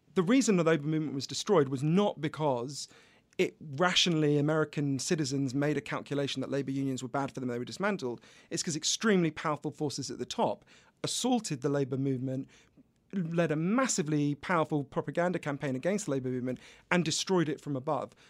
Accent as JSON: {"language": "English", "country": "United Kingdom", "accent": "British", "said": "I'm British, as you can obviously tell from my accent"}